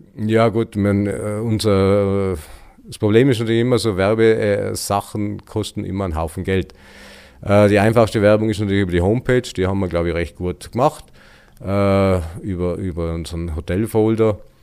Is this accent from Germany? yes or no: no; Elbigenalp, Tyrol, Austria; kaufen wir das in Elbingalb. Und seitdem sind wir da.